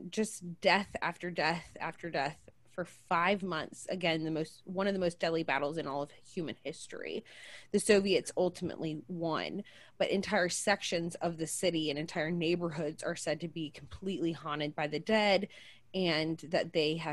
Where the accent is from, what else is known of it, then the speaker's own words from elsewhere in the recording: Georgia, United States; my home state of Georgia